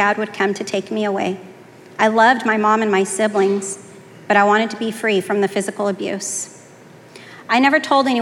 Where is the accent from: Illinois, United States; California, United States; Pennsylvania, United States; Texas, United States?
California, United States; Fresno; I was born in Fresno, California